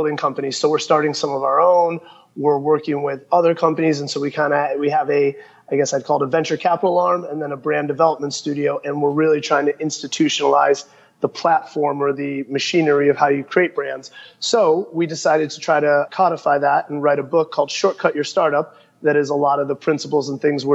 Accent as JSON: {"language": "English", "town": "Chicago", "region": "Illinois", "country": "United States", "tie": "born or raised there", "said": "growing up in Chicago in the 90s"}